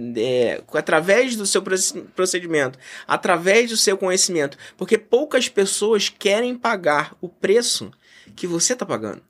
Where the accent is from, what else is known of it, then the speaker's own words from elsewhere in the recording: Brazil; eu sou brasileiro, patriota, é, amo o meu país